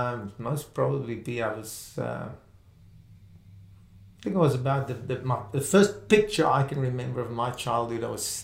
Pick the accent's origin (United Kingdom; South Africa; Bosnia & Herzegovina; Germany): South Africa; Springs, Gauteng; first language Afrikaans; English is a second language; also born or lived in Brakpan; I was born in Springs, for those that know South Africa, the East Rand area. So I grew up in Springs and Brakpan area.